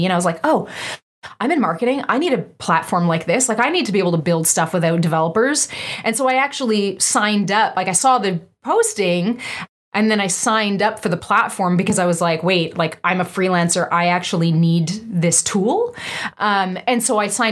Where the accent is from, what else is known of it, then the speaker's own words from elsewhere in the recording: East Coast, Canada; also born or lived in Vancouver; now in Montreal, Canada; I'm an East Coaster. I was born and raised on the East Coast